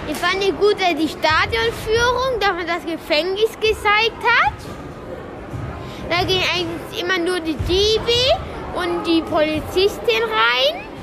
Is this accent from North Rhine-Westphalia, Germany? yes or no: yes; Wuppertal, North Rhine-Westphalia, Germany; ich bin neun Jahre und ich komme aus Wuppertal. Also ja gesagt, ich wohne in Kronberg